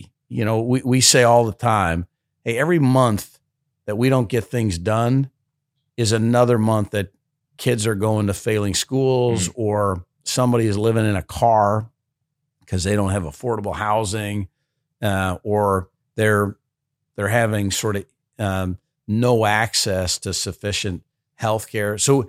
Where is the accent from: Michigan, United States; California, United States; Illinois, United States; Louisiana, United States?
Illinois, United States; Chicago; I wasn't even from this area. I grew up in South Side of Chicago.